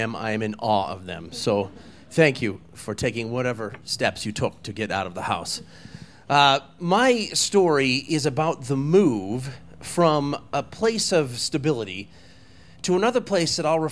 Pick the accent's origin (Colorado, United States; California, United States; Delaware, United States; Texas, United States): Colorado, United States; Walden; I was a husky boy, and I grew up in Walden, Colorado